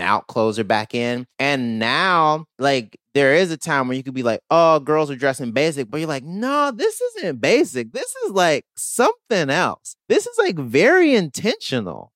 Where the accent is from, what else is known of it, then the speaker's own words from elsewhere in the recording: the South, United States; I'm a millennial who grew up in the South